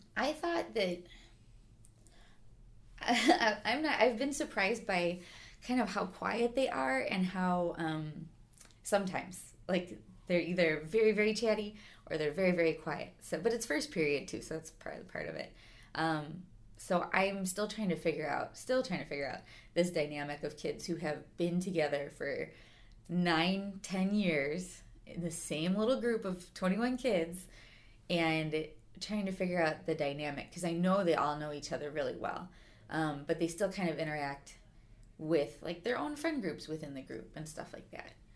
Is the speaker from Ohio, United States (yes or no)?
no; Schaumburg, Illinois, United States; also born or lived in McAllen, Texas; I came back home to, I'm from Schaumburg, so kind of to this area